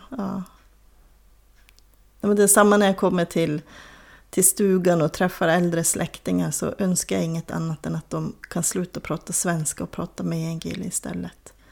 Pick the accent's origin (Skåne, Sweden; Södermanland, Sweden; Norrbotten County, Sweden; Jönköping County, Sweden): Norrbotten County, Sweden; Lannavaara; accent: Lannankeli; also born or lived in Kiruna; den variant med en kille som pratas i mina hemtrakter, säger jag nu fast jag är född i Kiruna, men i Soppor och Lannavaara.